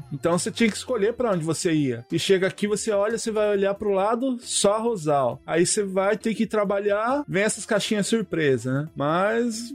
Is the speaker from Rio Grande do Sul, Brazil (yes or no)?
no; Jacareí, São Paulo, Brazil; now in Japan; eu sou do interior, lá de, de São Paulo, também na mesma cidade que o Andrei, Jacareí